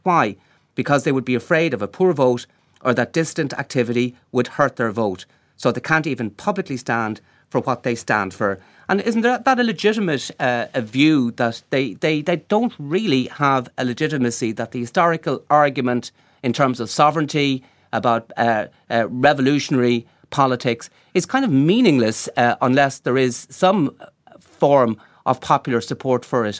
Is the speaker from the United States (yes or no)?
no; Galway, Connacht, Ireland; I'm from Galway myself